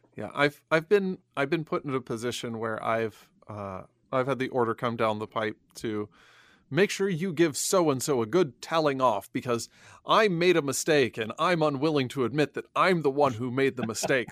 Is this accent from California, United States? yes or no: no; Illinois, United States; I grew up in Illinois